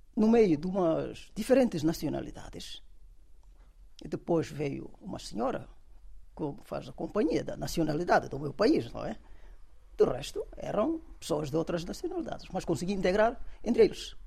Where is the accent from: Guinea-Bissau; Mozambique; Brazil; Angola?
Guinea-Bissau; moved away as an adult; also born or lived in Dakar, Senegal; now in Portugal; eu venho da Guiné